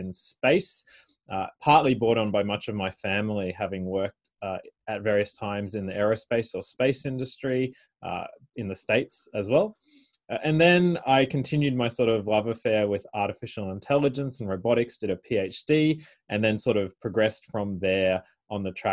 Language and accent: English; Brisbane, Queensland, Australia; I grew up, born and bred in Brisbane, Australia